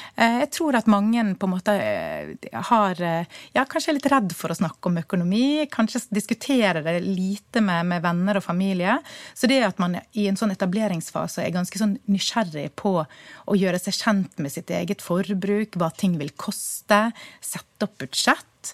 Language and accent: Norwegian; Bergen, Vestland, Norway; Vi som bergensere